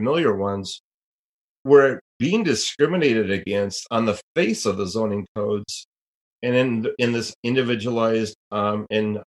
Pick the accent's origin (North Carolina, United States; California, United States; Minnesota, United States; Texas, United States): Minnesota, United States; my home state of Minnesota